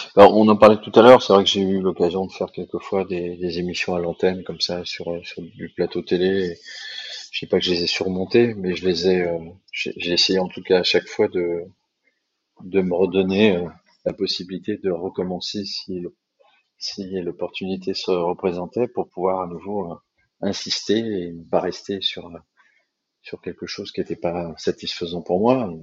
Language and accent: French; Paris, Île-de-France, France; en tant que Parisien